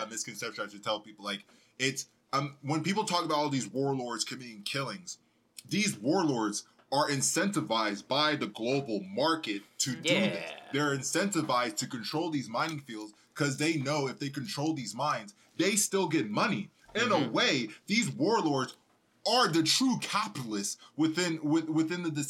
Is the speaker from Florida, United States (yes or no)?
no; Colorado, United States; also born or lived in Dallas, Texas; I was born in Dallas, Texas, and I grew up in Colorado